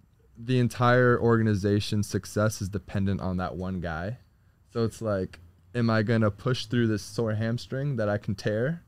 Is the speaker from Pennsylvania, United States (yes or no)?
no; South Florida, United States; moved away; also born or lived in Nashville; I'm from South Florida.